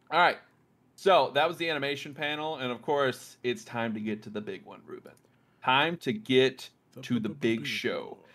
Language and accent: English; New York, United States; I am a New Yorker through and through